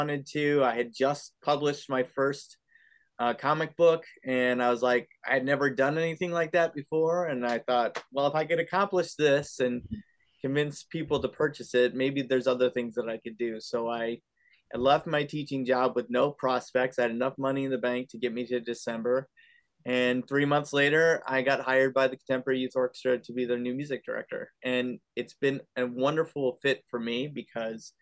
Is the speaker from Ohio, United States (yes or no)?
yes; Cleveland, Ohio, United States; also born or lived in Bowling Green, Ohio; I am from Cleveland.